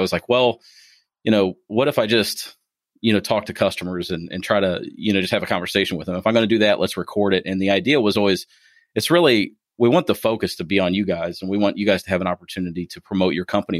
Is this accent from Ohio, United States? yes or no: yes; Ohio, United States; now in Kentucky, United States; being from Ohio